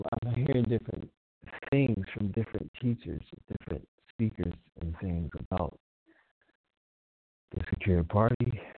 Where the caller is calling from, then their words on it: Columbus, Ohio, United States; I'm calling from Columbus, Ohio.